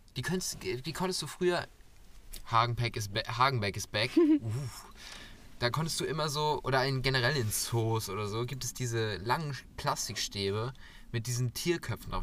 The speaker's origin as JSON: {"language": "German", "region": "Schleswig-Holstein", "country": "Germany", "said": "mit meinem Schleswig-Holsteiner Abitur"}